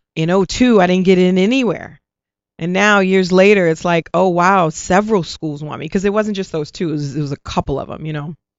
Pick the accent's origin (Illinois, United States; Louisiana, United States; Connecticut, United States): Louisiana, United States; New Orleans; moved away as an adult; also born or lived in New York; I'm from New Orleans